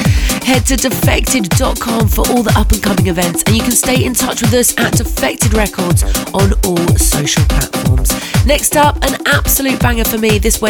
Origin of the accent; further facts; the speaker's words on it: Bristol, South West England, United Kingdom; moved away; We're back in Bristol at Motion on Saturday the 14th of April. Always a mad one there, so hyped to be coming back to my hometown.